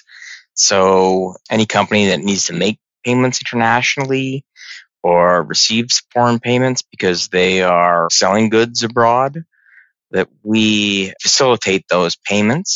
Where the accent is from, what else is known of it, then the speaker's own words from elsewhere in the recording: Burlington, Ontario, Canada; also born or lived in Toronto; I was born in Toronto, raised in the burbs of Burlington